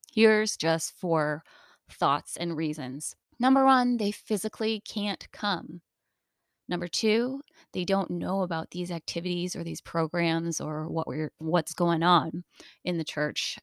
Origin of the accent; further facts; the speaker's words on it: United States; Being Asian American